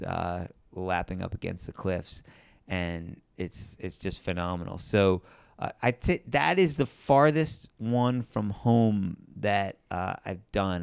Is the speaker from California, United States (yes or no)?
no; New York, United States; I grew up in New York